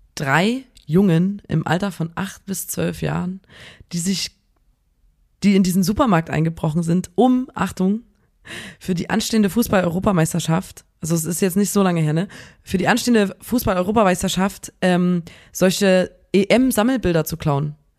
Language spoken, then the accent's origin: German; Chemnitz, Saxony, Germany; wir sagen in Chemnitz immer